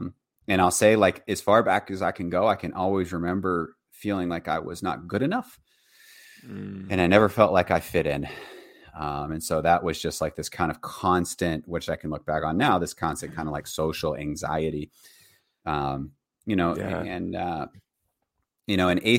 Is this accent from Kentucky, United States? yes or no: no; Virginia, United States; born there; And so I was born in Virginia. In Virginia, middle-class family, two parents